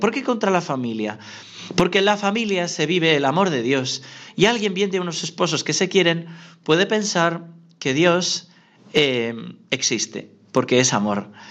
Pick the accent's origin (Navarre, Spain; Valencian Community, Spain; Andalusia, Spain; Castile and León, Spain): Navarre, Spain; yo soy navarro, mi hermana también es navarra